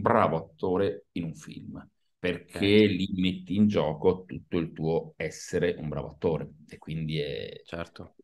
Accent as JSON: {"language": "Italian", "town": "Turin", "region": "Piedmont", "country": "Italy", "tie": "born or raised there", "moved": "yes", "lives_now": "Milan, Italy", "said": "sono nato a Torino, vivo"}